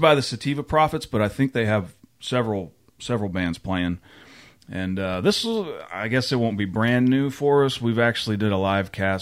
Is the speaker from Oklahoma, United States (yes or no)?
yes; Oklahoma, United States; New Walla, Oklahoma, my hometown